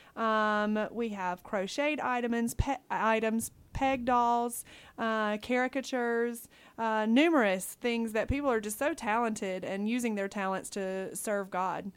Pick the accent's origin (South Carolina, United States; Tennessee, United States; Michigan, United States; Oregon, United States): South Carolina, United States; Dillon; moved away as an adult; now in Guam; I am originally from Dillon, South Carolina